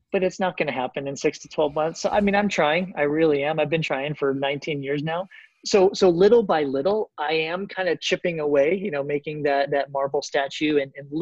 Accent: Colorado, United States; also born or lived in Florida; I grew up in Colorado

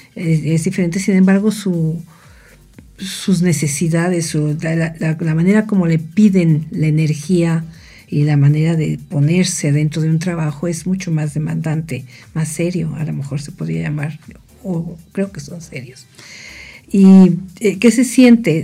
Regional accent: Mexico City, Mexico; moved away as an adult; also born or lived in Cuernavaca, Morelos; now in State of Mexico, Mexico; nací en la Ciudad de México y vine a a esta preciosa ciudad de Cuernavaca hace casi 45 años.

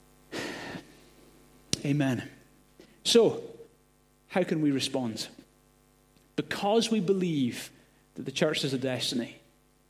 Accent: Glasgow, Scotland, United Kingdom; moved away; also born or lived in Gorey; I grew up in Glasgow

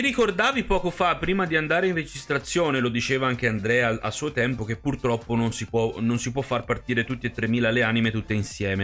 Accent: Tuscany, Italy; moved away; io poi sono nato in Toscana

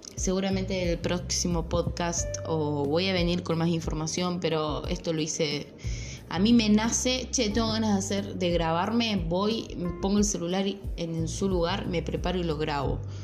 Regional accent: Córdoba, Argentina; yo soy de Córdoba

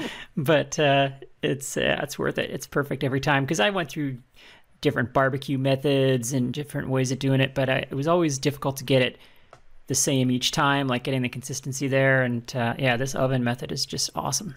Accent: Alberta, Canada; I'm from Alberta and uh, we we take our steak seriously there

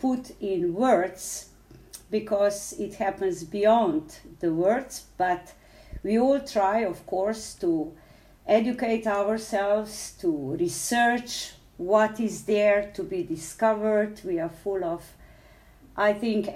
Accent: Slovenia; I come from Slovenia

